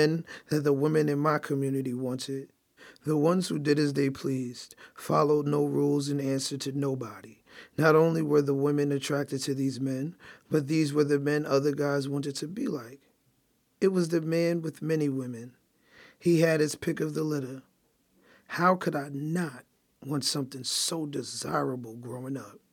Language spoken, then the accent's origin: English; New York City, New York, United States; I grew up in Brooklyn, New York